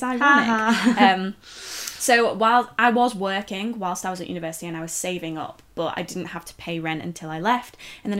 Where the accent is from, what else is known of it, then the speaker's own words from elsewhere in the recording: near Liverpool, North West England, United Kingdom; moved away as an adult; also born or lived in Leeds; I grew up near Liverpool